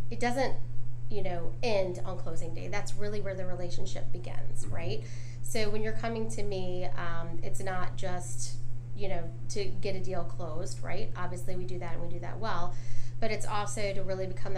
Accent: Dunwoody, Georgia, United States; also born or lived in Atlanta; I was born in Atlanta and grew up in Dunwoody

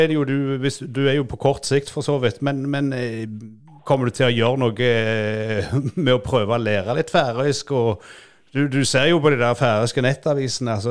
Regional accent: Western Norway, Norway; Ja, det, er Litt sånn som vestlendinger før olja ødela oss.

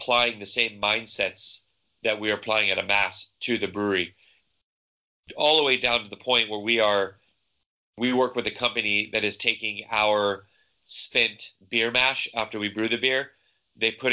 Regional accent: San Diego, California, United States; moved away as an adult; now in Denmark; I'm from San Diego, so I grew up in the craft brewing kind of boom that happened 10, 15 years ago back there.

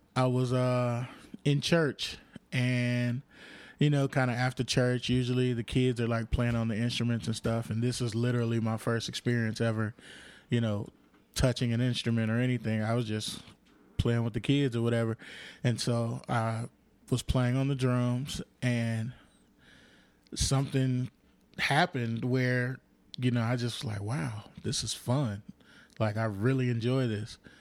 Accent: Compton, California, United States; also born or lived in Lynwood, California / South Central Los Angeles; I was born in Linwood and then raised in Compton

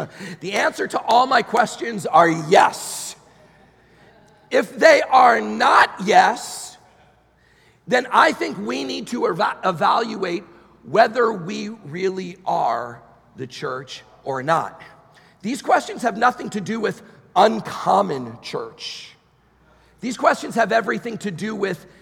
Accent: New York, United States; moved away; I'm from New York originally, so I'm there a lot

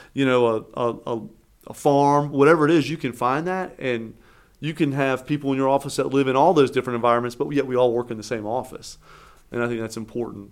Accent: Eastern North Carolina, United States; now in Raleigh, United States; I was born in Eastern North Carolina, came here for school

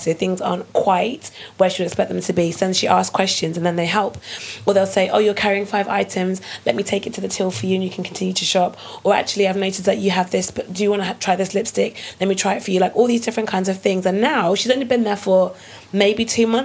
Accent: Manchester, North West England, United Kingdom; now in London, United Kingdom; I'm originally from Manchester.

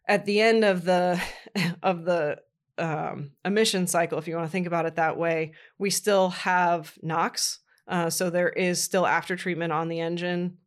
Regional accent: Columbus, Ohio, United States; moved away; also born or lived in Indiana; I was raised in Columbus, Ohio

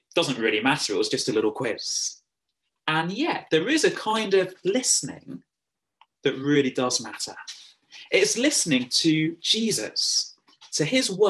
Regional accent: England, United Kingdom; accent: English; now in County Cavan, Ireland; my funny English accent

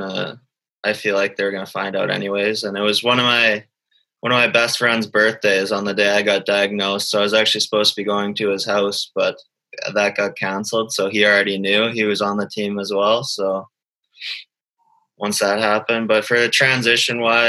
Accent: Calgary, Alberta, Canada; growing up in Calgary for most of my life

